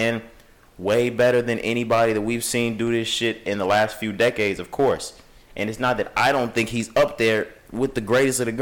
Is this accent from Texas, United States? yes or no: yes; Texas, United States; I'm just from Texas